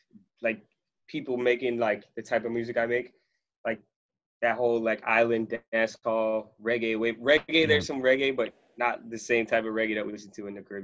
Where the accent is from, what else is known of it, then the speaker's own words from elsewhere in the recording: Sarasota, Florida, United States; also born or lived in Trinidad; now in Los Angeles, United States; I'm from Southwest Florida. Like, I represent Southwest Florida, dog.